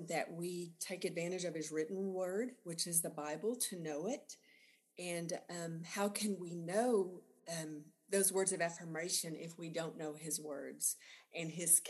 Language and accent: English; Sudan, Texas, United States; moved away as an adult; also born or lived in Lubbock, Texas / Garland, Texas; I was from Sudan, which is in the panhandle of Texas.